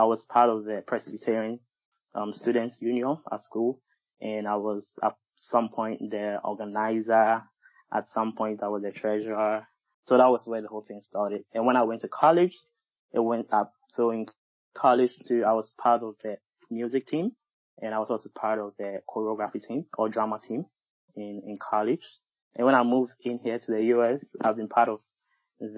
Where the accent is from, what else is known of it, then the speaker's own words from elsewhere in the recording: Ghana; moved away as an adult; now in United States; I'm a Ghanaian, a very proud one. And I think I moved to the U.S. in about 10 years ago